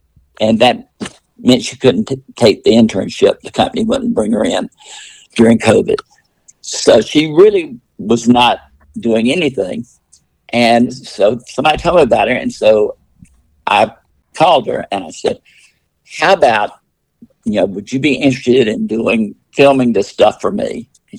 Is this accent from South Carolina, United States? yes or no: yes; Clemson, South Carolina, United States; when I was growing up in Clemson, South Carolina